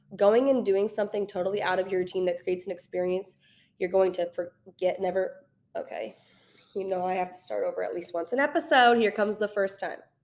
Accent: St. Louis, Missouri, United States; moved away as an adult; now in Kansas City, United States; I am originally from Saint Louis, I moved to Kansas City fresh out of college about three years ago.

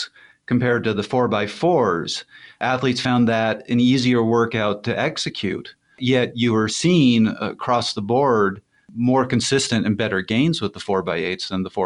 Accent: Canada; I'm Canadian.

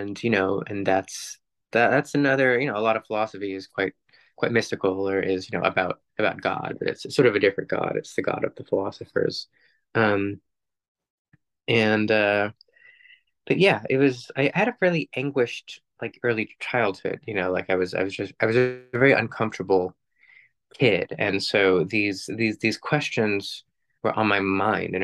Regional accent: New York City, New York, United States; I was raised mostly in New York City in a context that was hyper secular

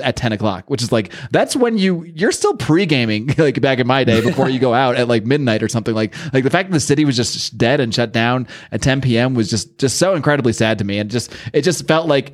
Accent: Connecticut, United States; moved away as an adult; also born or lived in Buffalo, New York / Los Angeles, California; I grew up in Connecticut and my family's all from the city

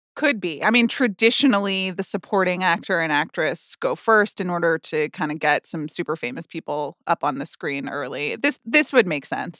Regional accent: United States; as an American

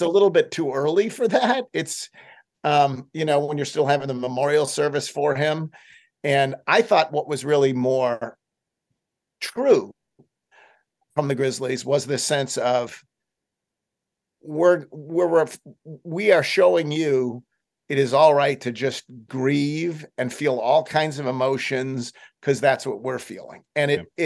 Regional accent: Buffalo, New York, United States; also born or lived in Boston; now in Memphis, United States; I grew up in Buffalo and lived in Boston for uh, much of my life.

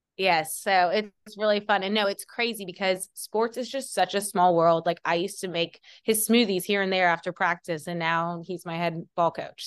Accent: Athens, Georgia, United States; I am born and raised in Athens, Georgia

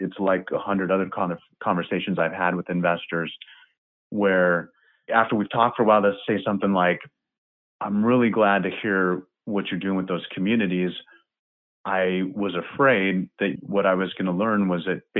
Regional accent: Cedar Rapids, Iowa, United States; I grew up in Cedar Rapids, Iowa

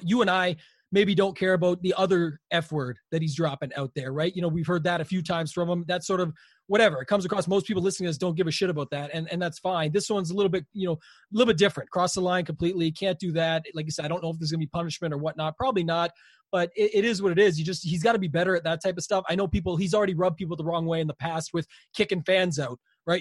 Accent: Canada; I'm Canadian

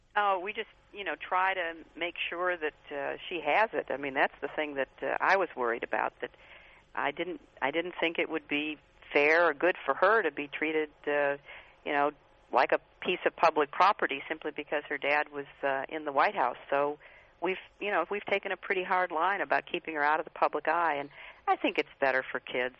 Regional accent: Midwest, United States; I grew up in the Midwest

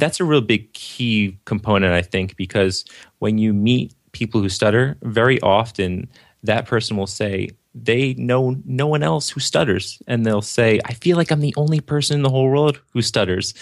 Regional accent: New Jersey, United States; Born and raised in New Jersey

